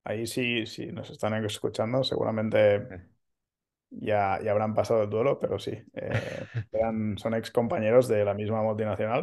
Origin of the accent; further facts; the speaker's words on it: Manresa, Catalonia, Spain; moved away as an adult; now in Barcelona, Spain; soy de, cerca de Barcelona, eh, no, nací en, la ciudad, eh, soy de Manresa